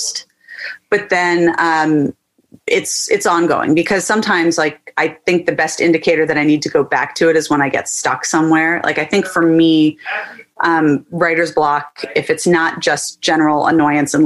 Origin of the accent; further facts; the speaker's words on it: just outside Annapolis, Maryland, United States; I grew up in Maryland, just outside Annapolis